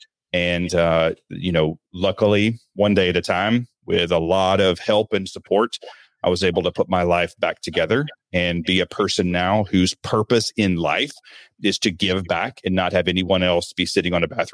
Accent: Alabama, United States; But when I grew up in the Deep South, and I mean like small town farm, Alabama, I was born in 1976. So like, I know it might not look that old, but I've been around for like a hot minute. And I grew up very religious, so Southern Baptist.

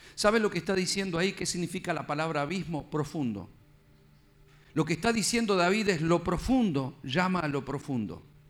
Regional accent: Argentina; Yo soy de Argentina

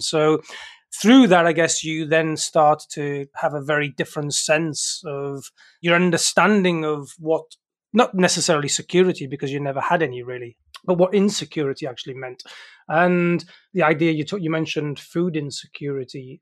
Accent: South Wales mining valleys, United Kingdom; I grew up in the South Wales mining valleys in the United Kingdom.

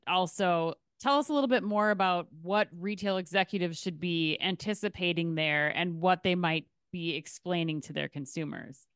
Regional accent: Minnesota, United States; as a Minnesotan

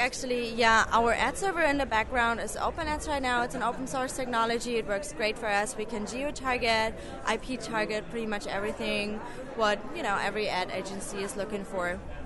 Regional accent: Germany; moved away; I'm originally from Germany

